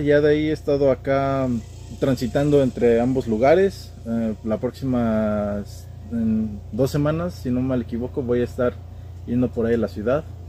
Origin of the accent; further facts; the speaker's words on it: State of Mexico, Mexico; moved away as an adult; now in Houston, United States; nací yo aquí en Houston, Texas, pero desde muy pequeño me fui al Estado de México y de ahí estuve hasta apenas, pues casi toda mi niñez, adolescencia, infancia, eh, adultez